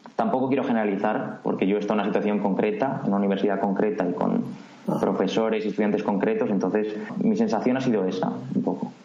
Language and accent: Spanish; Madrid, Community of Madrid, Spain